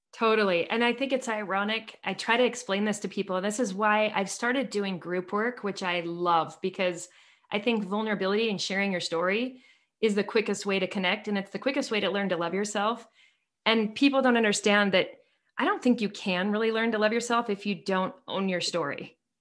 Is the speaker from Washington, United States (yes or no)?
yes; Seattle, Washington, United States; now in Utah, United States; I grew up in Seattle